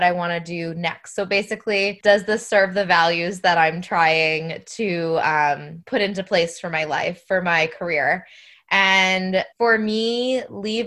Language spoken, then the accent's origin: English; New Hampshire, United States; moved away as an adult; now in Florida, United States; I'm originally from New Hampshire, but I am a New Hampshire to Florida transplant. We've been in Florida for about 12 years